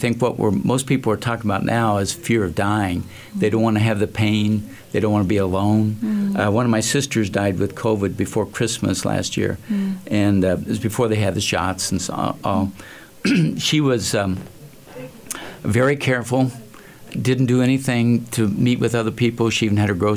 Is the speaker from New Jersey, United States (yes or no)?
no; Muncie, Indiana, United States; I grew up in Indiana, Muncie, Indiana, which you've probably not heard of.